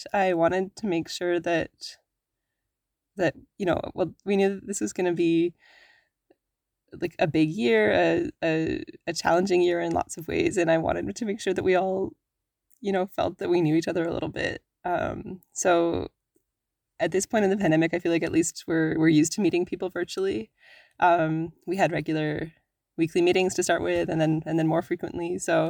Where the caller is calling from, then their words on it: Whitehorse, Yukon, Canada; also born or lived in Toronto, Ontario / Atlin, British Columbia; I am calling in from Whitehorse, Yukon